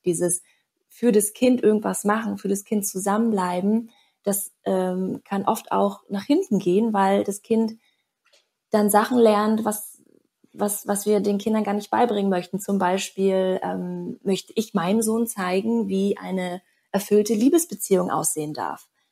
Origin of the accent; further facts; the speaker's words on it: Berlin, Germany; moved away as an adult; also born or lived in Bali; Ich komme gebürtig aus Berlin.